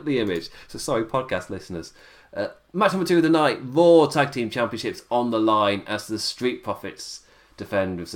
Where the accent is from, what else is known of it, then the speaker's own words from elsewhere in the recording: England, United Kingdom; as an Englishman